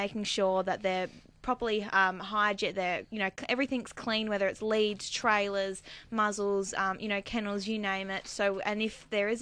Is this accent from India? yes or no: no; Lara, Victoria, Australia; I'm from Lara